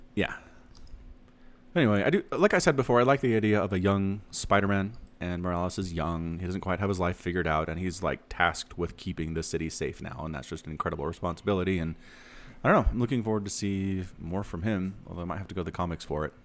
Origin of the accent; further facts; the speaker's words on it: United States; I'm an American